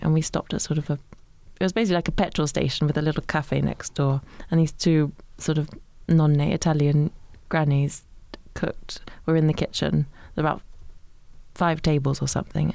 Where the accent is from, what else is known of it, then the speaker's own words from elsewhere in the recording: Suffolk, East of England, United Kingdom; I grew up in Suffolk